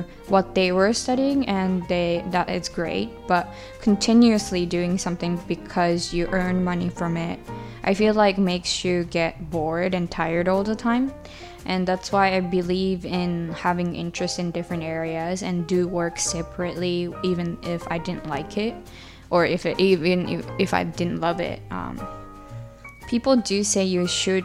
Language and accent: English; Japan; now in United Kingdom; Growing up in Japan and or in a traditional Japanese family culture